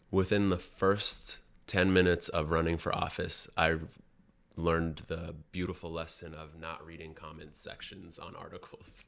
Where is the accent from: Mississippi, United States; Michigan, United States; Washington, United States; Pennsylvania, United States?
Washington, United States; Seattle; moved away as an adult; also born or lived in Sudan / New York; I grew up in South Seattle